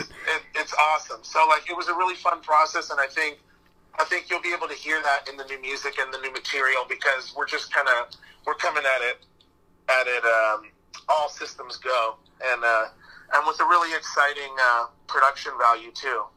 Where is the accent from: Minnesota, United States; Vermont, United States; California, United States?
California, United States; San Diego; growing up in San Diego, we've always had a huge punk scene